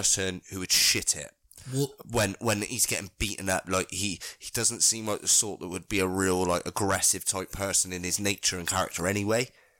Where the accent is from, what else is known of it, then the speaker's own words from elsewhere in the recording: Gloucester, South West England, United Kingdom; we're from Gloucester